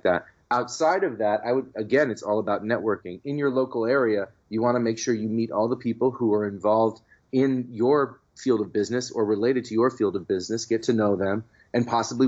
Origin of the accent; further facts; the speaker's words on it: San Francisco, California, United States; the San Francisco Chronicle for the first time, which is my hometown newspaper